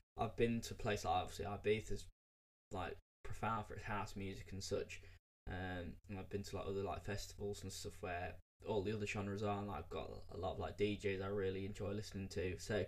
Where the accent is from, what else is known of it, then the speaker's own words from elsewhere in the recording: United Kingdom; me being British